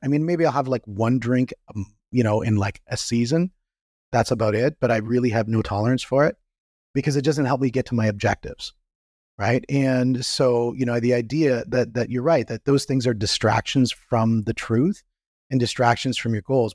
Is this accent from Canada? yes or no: yes; Canada; I'm from Canada